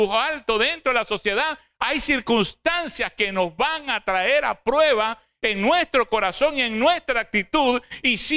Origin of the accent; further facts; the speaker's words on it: Cabudare, Lara, Venezuela; oh, no soy de Barquisimeto, hermano, somos orgullosamente de Caudares.